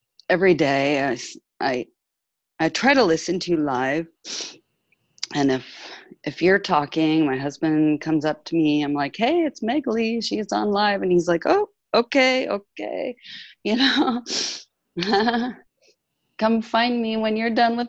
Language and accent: English; California, United States; moved away as an adult; now in France; I'm from California, but I've been living in France for 5 years